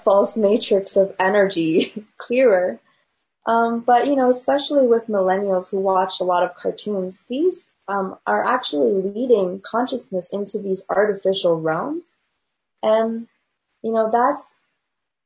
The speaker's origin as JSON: {"language": "English", "country": "China", "tie": "born or raised there", "moved": "yes", "said": "I grew up in China"}